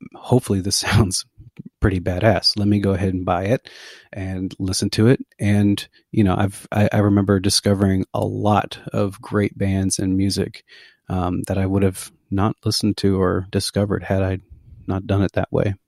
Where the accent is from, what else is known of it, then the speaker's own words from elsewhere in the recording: McAllen, Texas, United States; also born or lived in Denton, Texas / Dallas, Texas; now in Lago Vista, United States; I'm originally from McAllen, Texas. That's my that's where I was born. It's my home